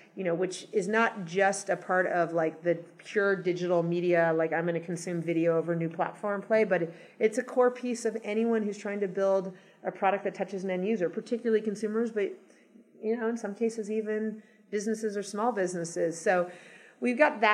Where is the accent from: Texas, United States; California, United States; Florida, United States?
California, United States; Los Angeles; moved away as an adult; also born or lived in New York / Boston / San Francisco / Seattle; I grew up in Los Angeles, and then I lived in lots of other cities for 15 years